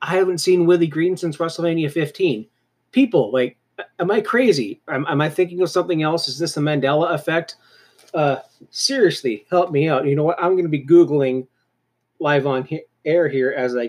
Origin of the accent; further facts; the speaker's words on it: Cannington, Ontario, Canada; I was from Cannington.